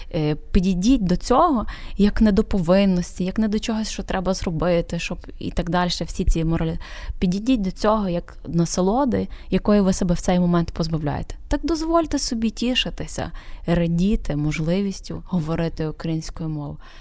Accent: Ukraine; now in Poland; хоч я живу в Польщі, додому я повертаюся в Україну. Це є місце, куди я повертаюся додому.

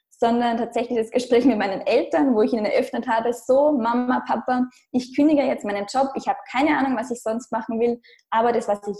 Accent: Austria; moved away; Ich komme ursprünglich aus Österreich, was man wahrscheinlich unschwer hören kann.

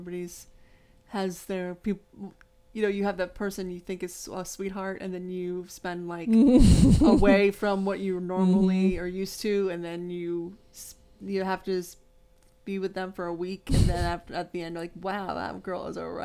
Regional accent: West Palm Beach, Florida, United States; We were from the big city. We're from West Palm Beach in Florida.

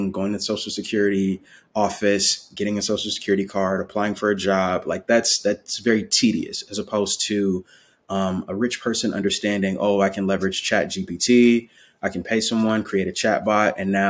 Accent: Milwaukee, Wisconsin, United States; now in Raleigh, United States; growing up in Milwaukee, Wisconsin, I'm currently based in Raleigh, North Carolina

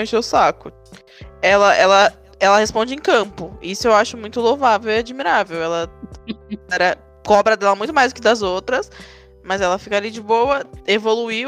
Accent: São Paulo, Brazil; accent: paulista; a gente aqui com esse sotaque paulista

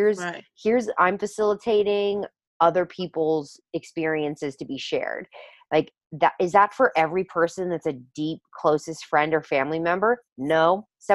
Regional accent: the South, United States; I grew up obviously in the South as well

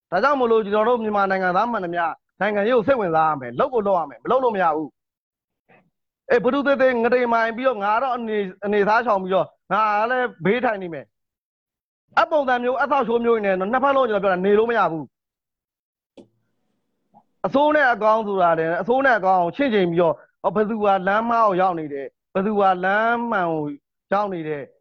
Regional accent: Myanmar

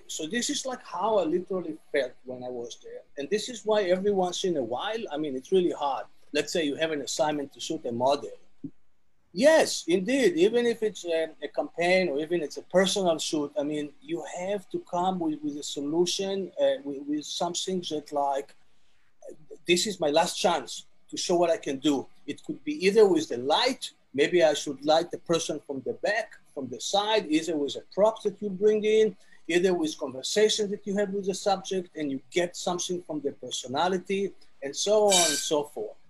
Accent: Tel Aviv, Tel Aviv District, Israel; English is a second language; moved away as an adult; also born or lived in Jerusalem; born in Israel, in Tel Aviv

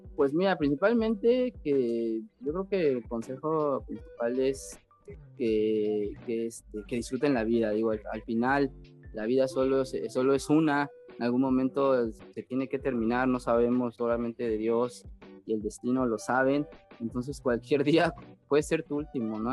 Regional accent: Tlalnepantla, State of Mexico, Mexico; yo nací ahí en el Estado de México, en Tlanepantla. Eh, sigo viviendo ahí, siempre he vivido ahí.

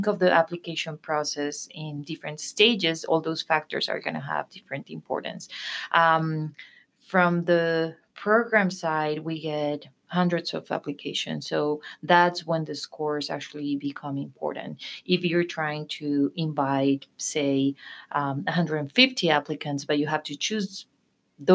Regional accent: Colombia; moved away as an adult; I am from Colombia, South America

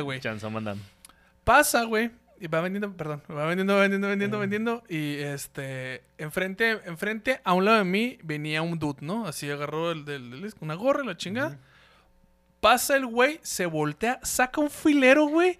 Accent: Ciudad Juárez, Chihuahua, Mexico; nosotros somos de, de Ciudad Juárez, güey, de Ciudad Juárez.

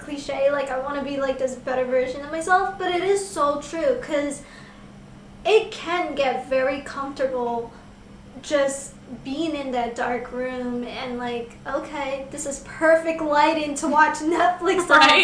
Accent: New York, United States; I'm from New York, and I have never heard of Hamilton Heights

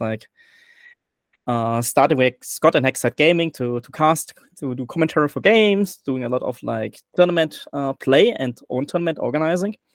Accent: Germany; accent: German; English is a second language; I'm very, very German. I have my German accent

